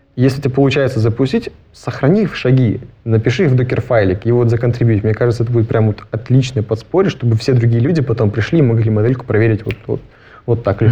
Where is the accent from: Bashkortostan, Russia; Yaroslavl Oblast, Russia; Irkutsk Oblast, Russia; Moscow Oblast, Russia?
Irkutsk Oblast, Russia; Shelekhov; now in Innopolis, Russia; Я вырос в Шелихове, это такой маленький пригород